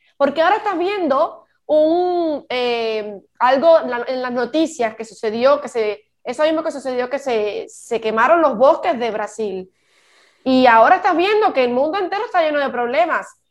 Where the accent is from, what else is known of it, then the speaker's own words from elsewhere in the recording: Cuba; moved away; Yo soy cubana y yo no vivo en Cuba